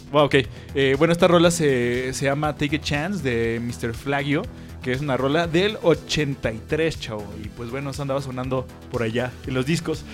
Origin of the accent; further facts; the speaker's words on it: Mexico; aquí en México todos somos mexicanos